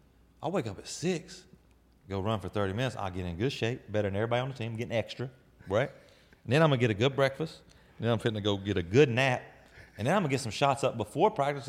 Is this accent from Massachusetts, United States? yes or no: no; West Virginia, United States; back at the crib when we were growing up in West Virginia, we used to jug fish.